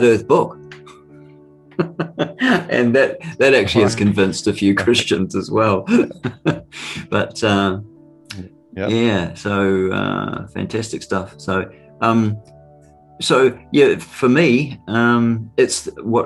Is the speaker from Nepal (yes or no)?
no; New Zealand; accent: Kiwi; my Kiwi accent